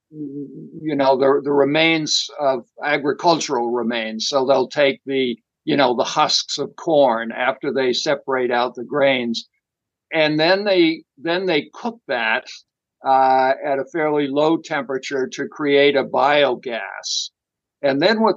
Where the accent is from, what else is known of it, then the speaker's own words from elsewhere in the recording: outside of Boston, Massachusetts, United States; I grew up outside of Boston